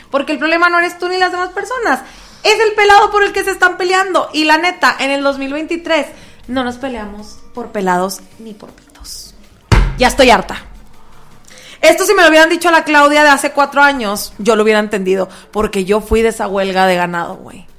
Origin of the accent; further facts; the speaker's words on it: Mexico; Como buen mexicano.